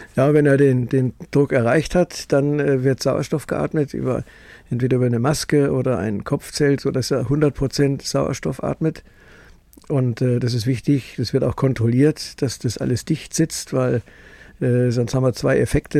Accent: Munich, Bavaria, Germany; also born or lived in Farther Pomerania, Poland; now in Traunstein, Germany; Schule München und äh, Studium in München und Fachausbildung in Medizin in München

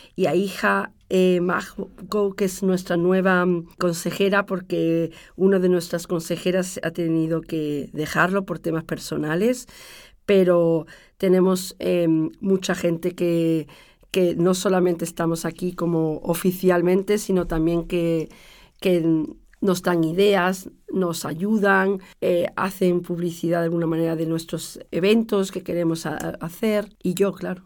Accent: Granada, Andalusia, Spain; moved away as an adult; also born or lived in Algeciras, Cádiz; now in Austria; mi padre tomó la decisión de dejar Algeciras cuando éramos pequeñitos, nos fuimos a Granada y allí vivimos, yo viví 20 años

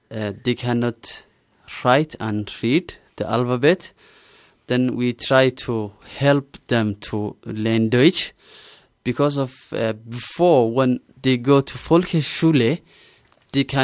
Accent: Somalia; German is a second language; moved away as an adult; now in Salzburg, Austria; Ich komme aus Somalia und lebe schon sechs Monate in Salzburg. Ich bin Englischlehrer von Beruf. Ich bin 27 Jahre alt

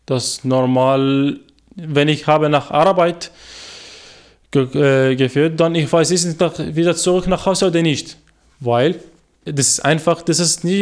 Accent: Iraq; first language Arabic; German is a second language; now in Austria; ich bin ungefähr ein Jahr und ein paar Tage in Österreich und ich komme aus dem Irak. Ich bin 23 Jahre alt. Das ist meine Muttersprache, ist Arabisch.

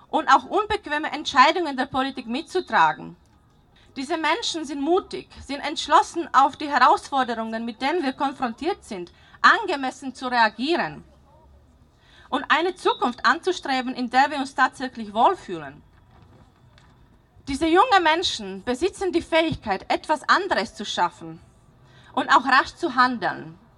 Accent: Slovakia; now in Austria

